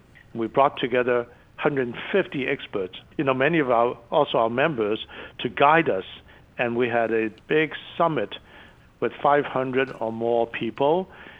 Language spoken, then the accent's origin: English; China; born there; English is a second language; moved away; also born or lived in Hong Kong; as you know, I was born in China, mm-hmm. and my family and I left, you know, the border to Hong Kong. And then I was fortunate enough to come over here to study.